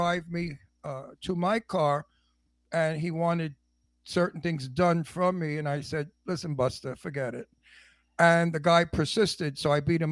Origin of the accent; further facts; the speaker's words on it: New York City, New York, United States; I'm from Brooklyn